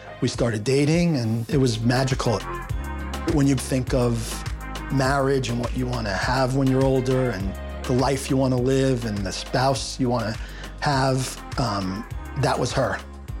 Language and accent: English; New York, United States; moved away as an adult; now in Florida, United States; I moved down to Florida from New York in 1996 after graduating college.